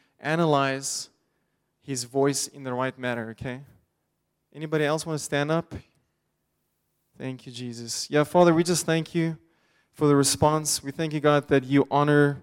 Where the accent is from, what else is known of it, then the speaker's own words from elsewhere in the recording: Pretoria, Gauteng, South Africa; I grew up in Pretoria, South Africa.